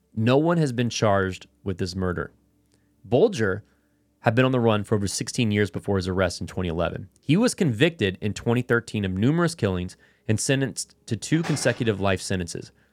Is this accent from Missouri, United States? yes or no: no; North Carolina, United States; I'm from North Carolina